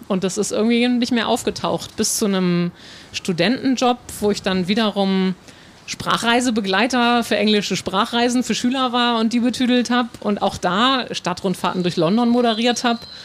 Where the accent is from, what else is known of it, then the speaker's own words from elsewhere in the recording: North Frisia, Schleswig-Holstein, Germany; ich bin in Nordfriesland groß geworden